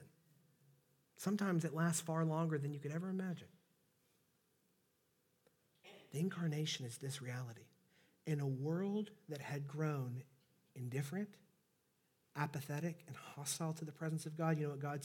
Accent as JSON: {"language": "English", "region": "Southeast Texas", "country": "United States", "accent": "Southeast Texas", "said": "my Southeast Texas accent"}